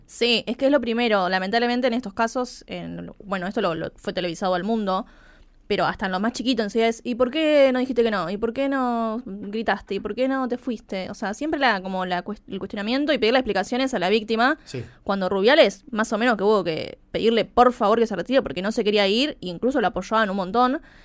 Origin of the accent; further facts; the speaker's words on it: Argentina; nuestro país